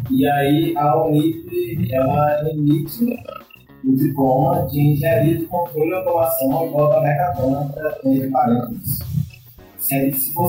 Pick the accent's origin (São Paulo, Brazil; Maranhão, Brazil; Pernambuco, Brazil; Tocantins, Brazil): Pernambuco, Brazil; Recife; also born or lived in Brasília; É, eu sou de Recife, morei em Brasília nesse período aí, é